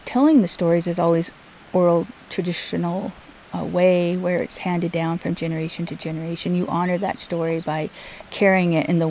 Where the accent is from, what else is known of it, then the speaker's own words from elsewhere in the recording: Amskapi Pikuni homelands, Northwest Montana, United States; So I grew up here on the Upskapi Bagani homelands